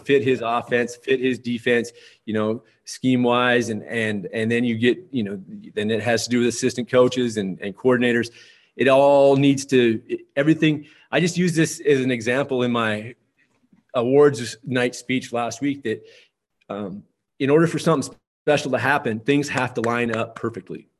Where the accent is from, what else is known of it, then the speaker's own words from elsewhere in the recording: Lisbon, North Dakota, United States; also born or lived in Valley City, North Dakota; now in Towner, United States; I grew up in Lisbon, North Dakota, and, uh, and graduated from there in nineteen ninety-two